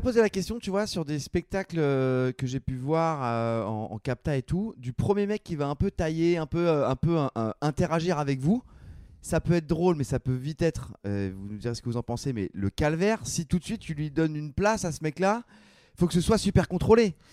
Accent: Versailles, Île-de-France, France; On est de Versailles

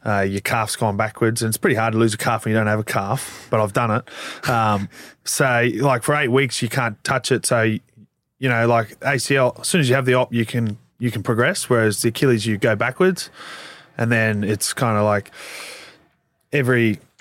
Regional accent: Queensland, Australia; moved away as an adult; now in Melbourne, Australia; I'm from Queensland, I'm not from Melbourne

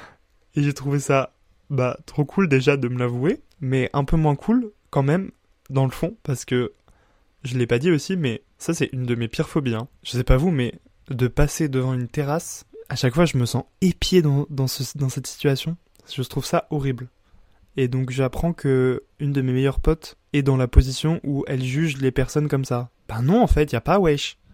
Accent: Bar-le-Duc, Grand Est, France; dans une petite ville de 15 000 habitants comme euh, chez moi à Bar-le-Duc

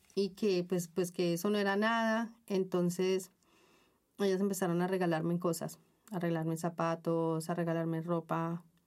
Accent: Colombia; moved away as an adult; also born or lived in Bogotá / Ecuador / Venezuela / Panama; now in Spain; Desde que tengo uso de razón he estado migrando en mi propio país y bueno, ya luego me tocó por cosas eh, económicas, ¿no? Me tocó salir de Colombia

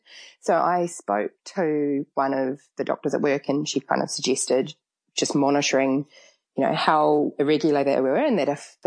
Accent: Auckland, New Zealand; moved away; I'm from Auckland

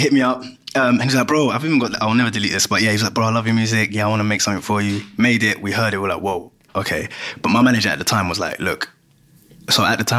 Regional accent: Ghana; now in London, United Kingdom; between what I used to listen to, what I still listen to. So I'm from Ghana.

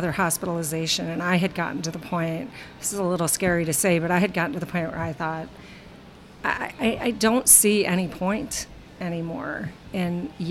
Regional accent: Midwest, United States; moved away as an adult; now in New Jersey, United States; I'm from the Midwest, and I had met him at University of Wisconsin-Madison

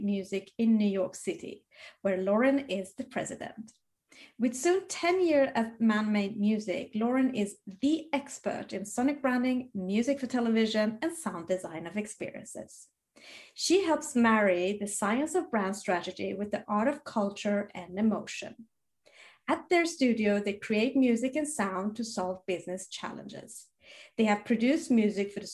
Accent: Sweden; growing up in Sweden

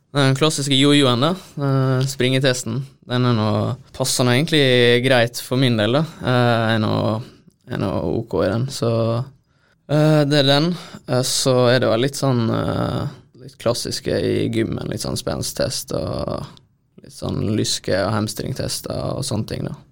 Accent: Hareid, Møre og Romsdal, Norway; en kjenning fra der jeg er fra

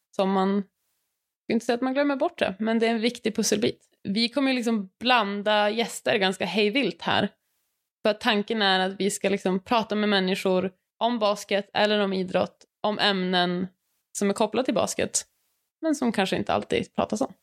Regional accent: Luleå, Norrbotten County, Sweden; Jag är också från Luleå, har vuxit upp med Ellen

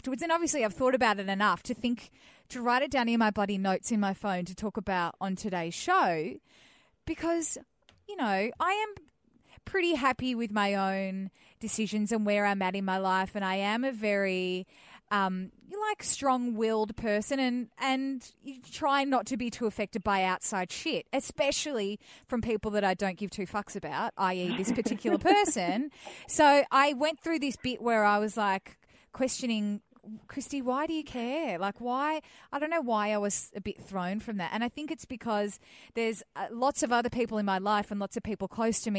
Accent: Melbourne, Victoria, Australia; growing up in Melbourne

